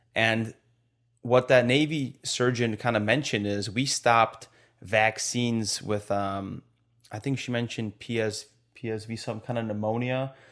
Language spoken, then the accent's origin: English; Poland; now in United States; we're not even from America, bro, but we have so much American, like, liberty